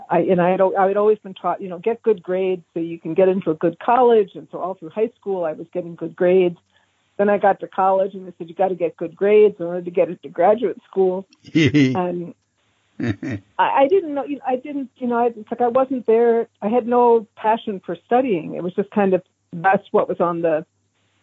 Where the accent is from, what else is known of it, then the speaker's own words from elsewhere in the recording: New York City, New York, United States; I was born in Manhattan, New York City